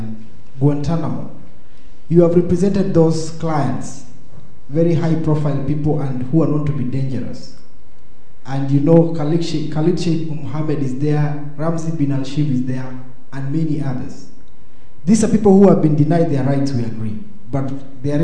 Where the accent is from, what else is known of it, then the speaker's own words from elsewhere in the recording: Kenya; I come from Kenya.